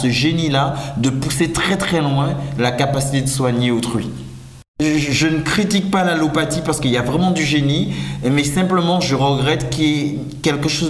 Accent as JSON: {"language": "French", "region": "French West Indies", "country": "France", "said": "Je viens des Antilles françaises"}